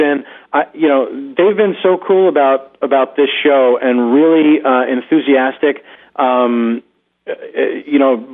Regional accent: Philadelphia, Pennsylvania, United States; moved away as an adult; also born or lived in Los Angeles; now in New York, United States; I grew up in Philadelphia.

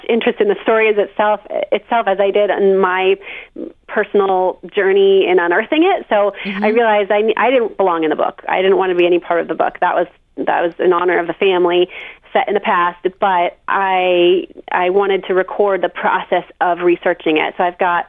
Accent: Plainville, Massachusetts, United States; also born or lived in Charlottesville, Virginia; I'm from Massachusetts, yeah, southeastern Mass, a town called Plainville

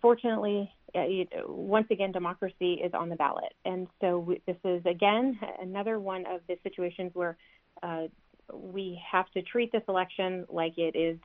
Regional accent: Orange County, California, United States; I'm born and raised in Orange County

